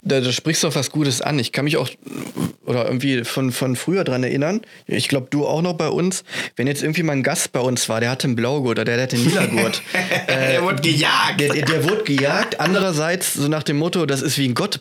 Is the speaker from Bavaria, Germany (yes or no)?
no; Essen, North Rhine-Westphalia, Germany; Ich komme aus Essen, trainiere auch in Essen beim Manjaro Fight Team